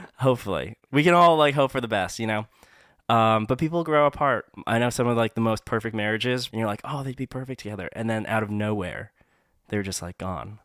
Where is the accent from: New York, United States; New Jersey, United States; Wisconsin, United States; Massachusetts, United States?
Massachusetts, United States; also born or lived in Hong Kong; we moved so far away from Hong Kong to Massachusetts, it was, like, such a different place